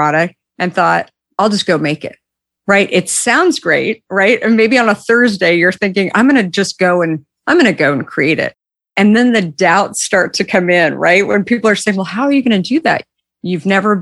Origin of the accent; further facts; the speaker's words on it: Arizona, United States; also born or lived in Minneapolis; I grew up in Arizona